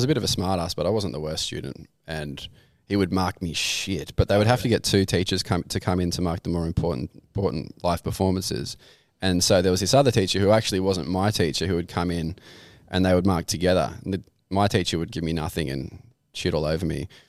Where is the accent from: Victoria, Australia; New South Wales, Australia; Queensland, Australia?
New South Wales, Australia; Camden; I grew up in Camden, but I went to Broughton.